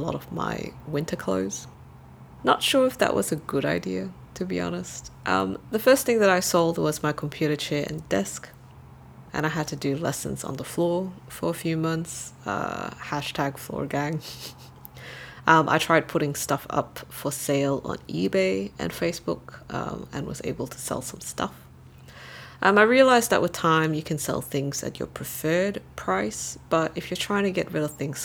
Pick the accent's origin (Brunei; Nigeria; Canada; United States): Brunei; moved away; also born or lived in Malaysia; as a Malaysian, I can only visit as a tourist and spend about a month here in Brunei. Even though Brunei is my hometown, I was only a legal resident here as a dependent.